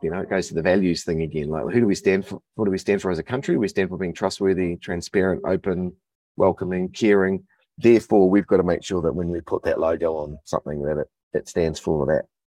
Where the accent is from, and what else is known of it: New Zealand